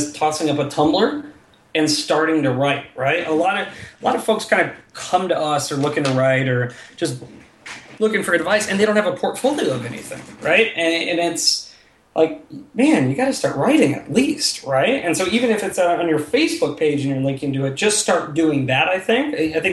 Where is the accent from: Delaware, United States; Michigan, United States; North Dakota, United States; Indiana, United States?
Indiana, United States; South Bend; moved away as an adult; I grew up in South Bend